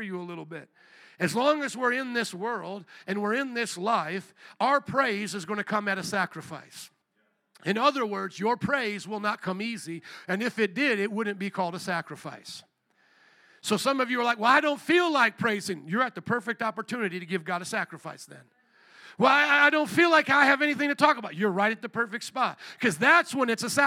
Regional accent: New Orleans, Louisiana, United States; moved away; also born or lived in Chicago; I was from New Orleans.

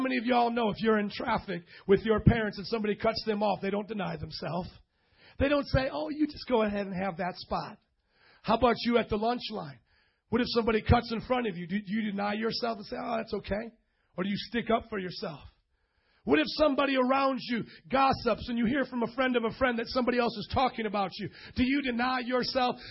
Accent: Indiana, United States; I'm from Indiana.

